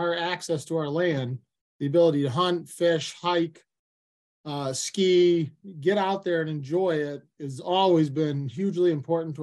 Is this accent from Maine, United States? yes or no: yes; New Portland, Maine, United States; moved away as an adult; also born or lived in Maryland; I grew up right in New Portland, and I went away, as they say, after I went to college for wildlife, and I worked all over the country, but I lived in Maryland for a while